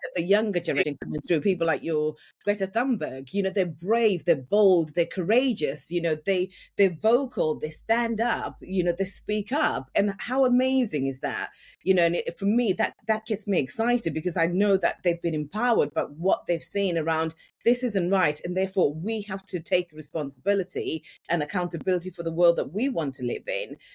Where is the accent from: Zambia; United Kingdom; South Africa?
United Kingdom; Yorkshire and the Humber; accent: Yorkshire; moved away as an adult; now in London, United Kingdom; I grew up in Yorkshire. And when I moved from, from Yorkshire to London, I had a really, really strong Yorkshire accent